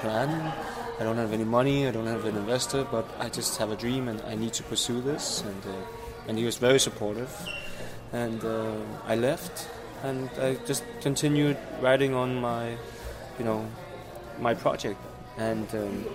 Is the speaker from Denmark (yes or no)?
yes; Denmark; I came to Denmark and was raised in a small city 35 kilometers outside Copenhagen